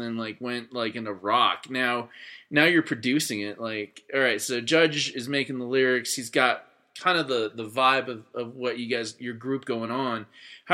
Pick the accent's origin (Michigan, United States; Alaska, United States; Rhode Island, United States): Alaska, United States; I grew up in Alaska